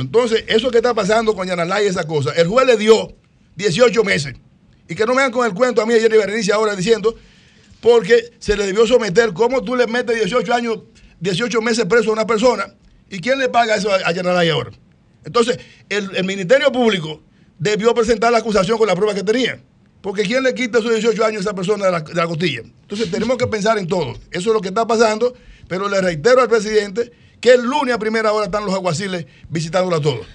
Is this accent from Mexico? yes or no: no; Dominican Republic; nosotros somos dominicanos.